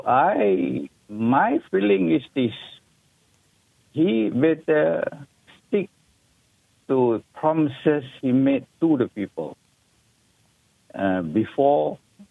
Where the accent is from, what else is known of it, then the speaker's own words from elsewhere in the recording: Malaysia; we as Malaysian